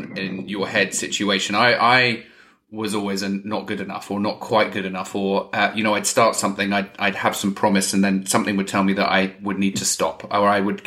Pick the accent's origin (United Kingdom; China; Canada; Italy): United Kingdom; England; I'm English